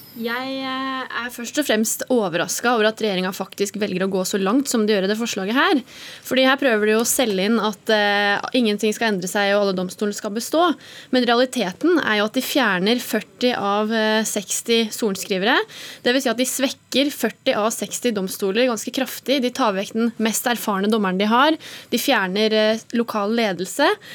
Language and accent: Norwegian; Innlandet, Norway; i Innlandet, da, der jeg kommer fra